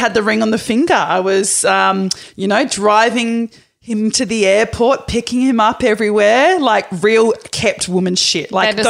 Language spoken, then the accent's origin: English; Perth, Western Australia, Australia; moved away; I'm originally from Perth.